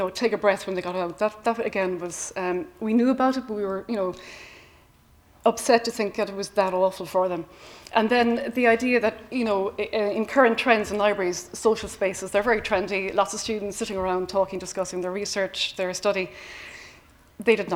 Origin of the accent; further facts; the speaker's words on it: Cork, Munster, Ireland; I come from Cork City, which is renowned for speaking quickly